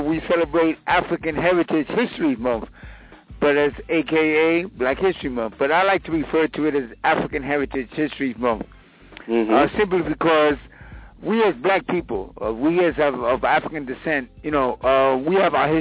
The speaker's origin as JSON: {"language": "English", "country": "Cuba", "tie": "born or raised there", "moved": "yes", "lives_now": "Queens, United States", "said": "I was born on the largest island of the Caribbean"}